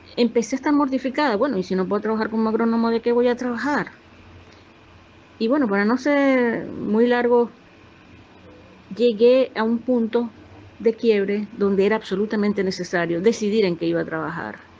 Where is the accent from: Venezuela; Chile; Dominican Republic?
Venezuela; moved away; yo soy venezolana